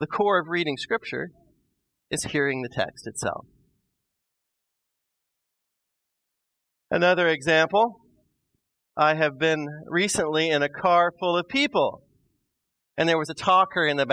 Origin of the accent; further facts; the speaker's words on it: Midwest, United States; I'm a Midwesterner